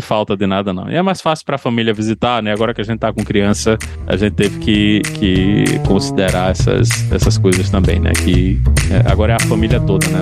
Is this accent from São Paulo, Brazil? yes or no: no; João Pessoa, Paraíba, Brazil; moved away as an adult; Nasci em João Pessoa.